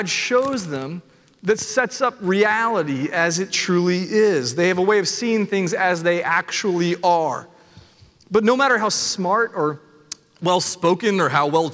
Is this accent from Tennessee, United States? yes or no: yes; Nashville, Tennessee, United States; I was born and raised in Nashville